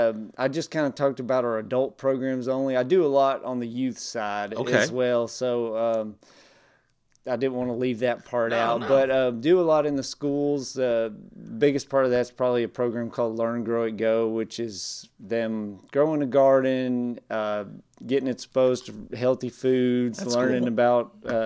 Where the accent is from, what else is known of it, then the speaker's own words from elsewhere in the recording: Tulsa, Oklahoma, United States; also born or lived in Alabama / Texas; now in East Texas, United States; I was born in Alabama. Formative years, mostly in Tulsa, Oklahoma, back to Alabama, ended up in East Texas, graduated from Douglas High School in Douglas, Texas.